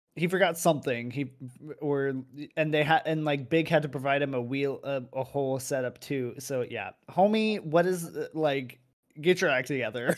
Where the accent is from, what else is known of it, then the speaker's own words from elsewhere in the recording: United States; now in Europe; I'm physically in Europe, but I'm still an American